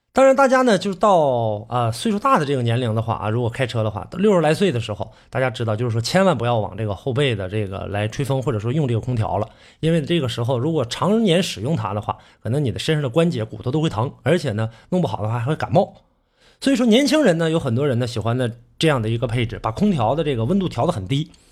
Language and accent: Chinese; Northeast China, China; accent: Northeastern Mandarin (Dongbei); 这个是我们东北话啊